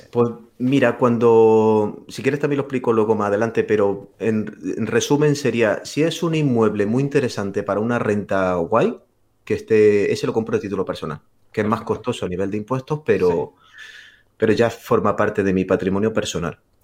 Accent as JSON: {"language": "Spanish", "town": "Granada", "region": "Andalusia", "country": "Spain", "tie": "born or raised there", "said": "mi ciudad natal, que es Granada"}